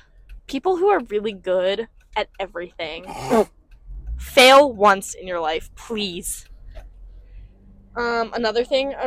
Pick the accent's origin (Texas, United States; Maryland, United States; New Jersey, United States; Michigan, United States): Maryland, United States; Born and raised in Maryland.